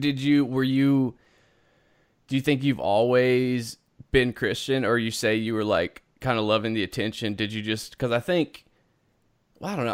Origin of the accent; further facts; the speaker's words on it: South Carolina, United States; moved away; originally I'm from South Carolina.